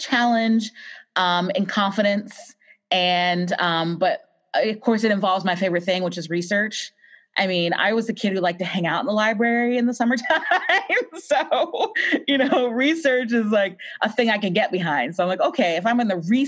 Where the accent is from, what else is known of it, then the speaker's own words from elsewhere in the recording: Waynesboro, Virginia, United States; now in Austin, United States; I grew up in Virginia in a small town called Waynesboro